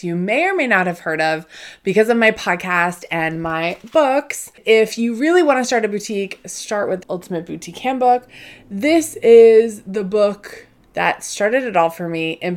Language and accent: English; Northeast, United States; I grew up in the Northeast. I live outside of Boston